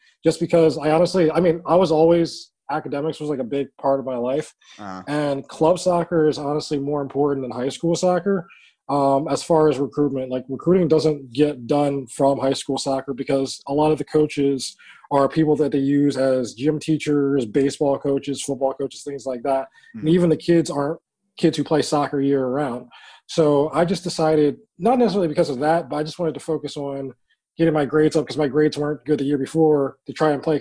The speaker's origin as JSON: {"language": "English", "town": "Philadelphia", "region": "Pennsylvania", "country": "United States", "tie": "born or raised there", "said": "when I grew up in Philadelphia, I was playing soccer all throughout the Northeast, all throughout South Philly"}